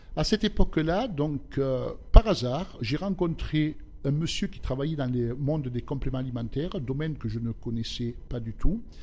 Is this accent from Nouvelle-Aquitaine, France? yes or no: no; Basses-Alpes and upper Var, Provence-Alpes-Côte d'Azur, France; also born or lived in southern Italy; Je suis venu en France, j'avais à l'âge de 3 ans. Et j'ai vécu euh, dans la région des Basses-Alpes et du haut var